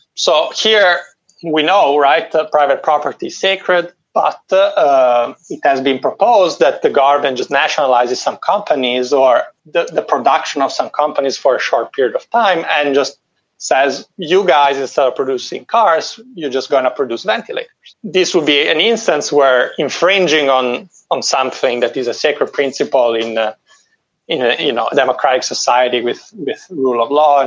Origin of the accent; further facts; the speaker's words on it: Italy; moved away; In my home country, in Italy